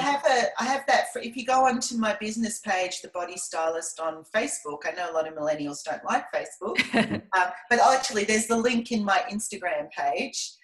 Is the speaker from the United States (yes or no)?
no; Scotland, United Kingdom; now in Melbourne, Australia; I grew up in Scotland